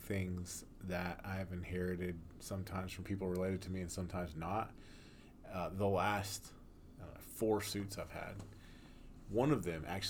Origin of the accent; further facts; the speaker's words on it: Mooresville, North Carolina, United States; The closest one is in Mooresville, my hometown